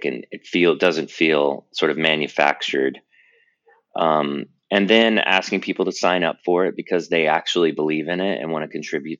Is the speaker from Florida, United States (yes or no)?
yes; Tampa, Florida, United States; moved away as an adult; also born or lived in North Carolina / California; I'm originally from Tampa, Florida, and I grew up in the South between Florida and North Carolina